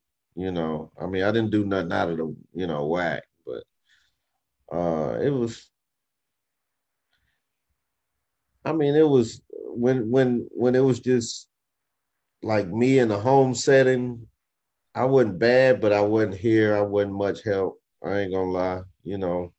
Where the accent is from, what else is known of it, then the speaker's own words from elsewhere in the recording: Arkansas, United States; moved away as an adult; now in Texas, United States; I'm from Arkansas, but I moved here to Texas. Like when I was back home in Arkansas